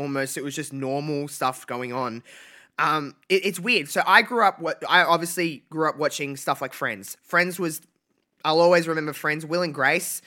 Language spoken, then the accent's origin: English; Australia; I'm from Australia